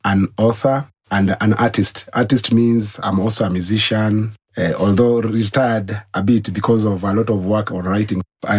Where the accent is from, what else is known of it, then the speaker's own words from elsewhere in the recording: Garsen, Tana River County, Kenya; moved away as an adult; also born or lived in Nairobi; I was born in Tana River County, in a town called Garsen. And that's where I grew up. I came to Nairobi, Kenyatta University, where I did my 3 degrees.